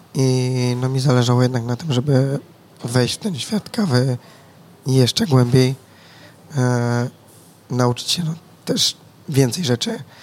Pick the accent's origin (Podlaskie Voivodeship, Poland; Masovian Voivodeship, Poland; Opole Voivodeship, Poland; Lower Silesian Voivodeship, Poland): Opole Voivodeship, Poland; Głuchołazy; also born or lived in Wrocław; ja generalnie pochodzę z Głuchołac